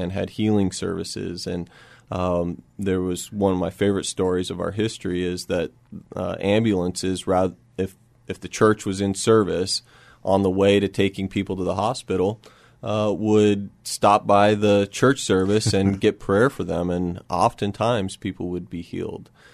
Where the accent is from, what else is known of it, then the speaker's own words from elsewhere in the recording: Oregon, United States; moved away as an adult; also born or lived in Spokane, Washington; now in San Antonio, United States; I grew up in Oregon